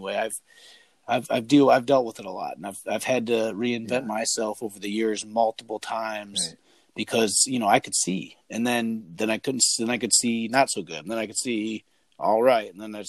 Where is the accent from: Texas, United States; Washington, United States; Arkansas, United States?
Washington, United States; And my hands are getting a little raw over here. I'm from Washington, so.